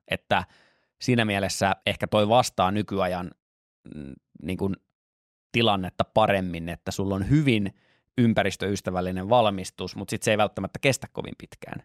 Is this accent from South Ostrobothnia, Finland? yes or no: no; Lahti, Päijät-Häme, Finland; moved away; koska olen Lahdesta kotoisin